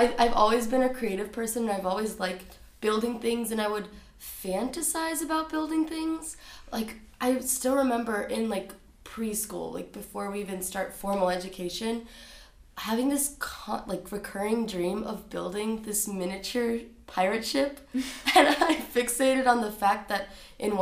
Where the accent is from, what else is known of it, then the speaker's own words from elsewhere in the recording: Florida, United States; also born or lived in Brazil; I grew up in Florida. We're immigrants from Brazil